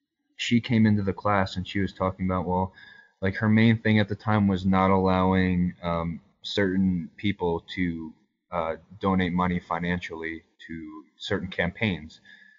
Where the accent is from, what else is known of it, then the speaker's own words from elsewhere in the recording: New York, United States; I grew up in New York